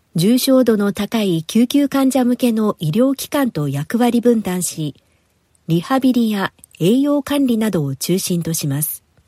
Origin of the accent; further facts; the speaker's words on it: Nagasaki, Japan; moved away; 私のふるさと長崎には中華街があるくらい中国文化が色濃く残っていまして